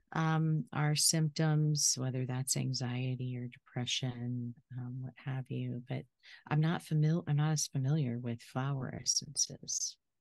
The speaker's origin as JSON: {"language": "English", "region": "Florida", "country": "United States", "tie": "born or raised there", "said": "I'm from Florida"}